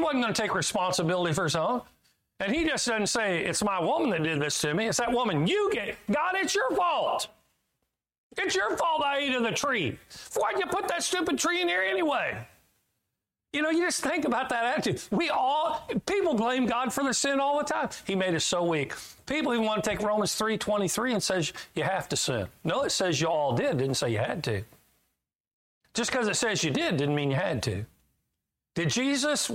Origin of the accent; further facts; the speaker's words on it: Kansas, United States; I'm from Kansas